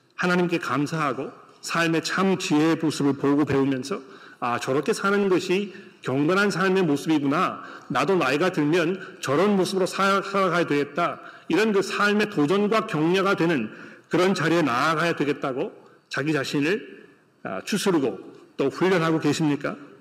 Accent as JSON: {"language": "Korean", "country": "South Korea", "moved": "yes", "lives_now": "Australia", "said": "한국 문화 속에서 자라온 우리 한국의 성도들이"}